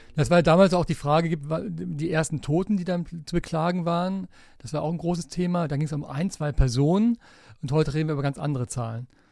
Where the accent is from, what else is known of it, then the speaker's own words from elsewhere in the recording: Aachen, North Rhine-Westphalia, Germany; Ich bin gebürtiger Aachener